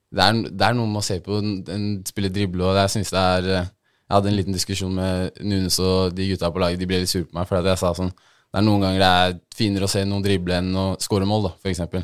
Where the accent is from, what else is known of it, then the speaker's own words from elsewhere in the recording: Oslo, Norway; also born or lived in Bodø; Jeg er fra Majorstuen